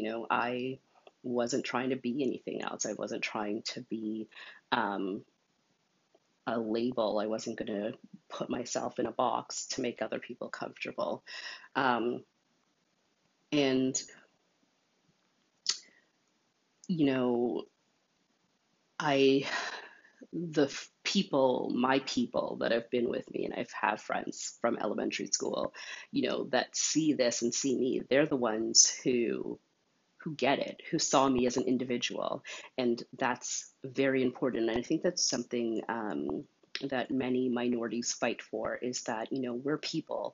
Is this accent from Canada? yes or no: yes; Montreal, Quebec, Canada; I was born in Montreal